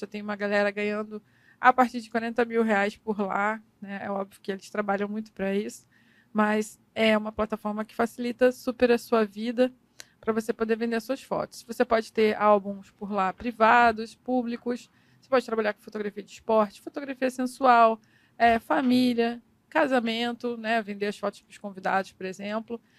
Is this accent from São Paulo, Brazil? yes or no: no; Miguel Pereira, Rio de Janeiro, Brazil; also born or lived in Nova Iguaçu; Mas eu não cresci lá. Eu cresci em Miguel Pereira